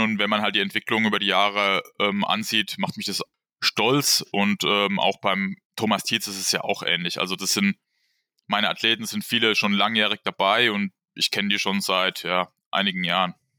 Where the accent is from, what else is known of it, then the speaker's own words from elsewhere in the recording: Wertheim, Baden-Württemberg, Germany; ich komme aus dem Bereich Wertheim und wohne da auf habe da immer auf einem kleinen Dorf gewohnt